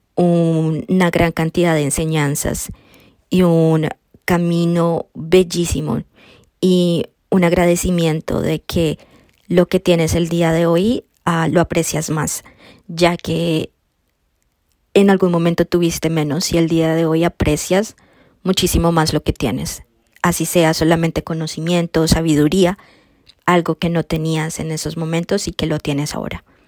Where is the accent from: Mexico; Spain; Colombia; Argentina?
Colombia; moved away as an adult; also born or lived in Florida, United States; now in Wisconsin, United States; soy colombiana. Ah, yo llegué a los Estados Unidos a los 18 años de edad